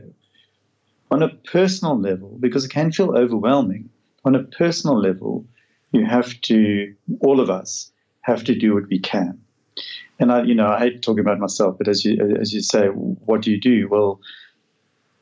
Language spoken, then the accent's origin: English; South Africa; I come from South Africa